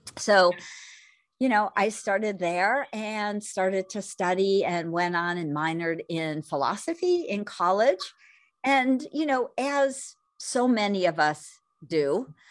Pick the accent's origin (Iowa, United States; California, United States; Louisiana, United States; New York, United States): California, United States; growing up in California, back in the sixties, seventies, and eighties